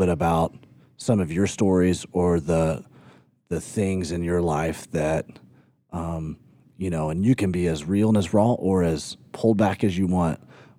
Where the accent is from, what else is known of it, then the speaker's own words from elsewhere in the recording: Tuscaloosa, Alabama, United States; And I grew up in Alabama, and so Tuscaloosa, Alabama is where I graduated high school in Tuscaloosa.